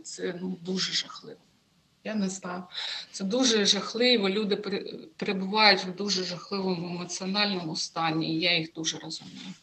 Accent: Sievierodonetsk, Luhansk Oblast, Ukraine; moved away; Я сама з Луганщини втратила житло в Сєвєродонецьку

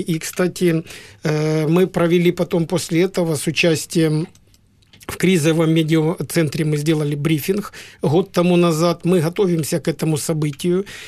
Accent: Donetsk Oblast, Ukraine; мы из Донецкой области

